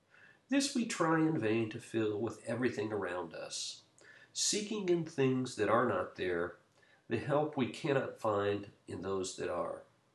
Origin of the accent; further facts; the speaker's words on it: United States; As Americans